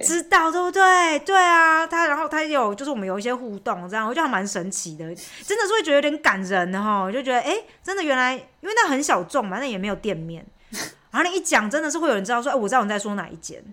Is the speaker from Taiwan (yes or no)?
yes; Chiayi, Chiayi City, Taiwan; moved away as an adult; now in Germany; 小时候就在那边长大嘛，所以就是朋友都在那边